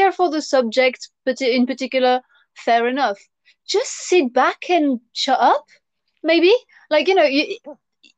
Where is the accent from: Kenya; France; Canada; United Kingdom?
France; English is a second language; moved away; when I was at school, I would not understand why, as a student, I would have to call the teacher Miss or Mister, and then family name, and I had to say vous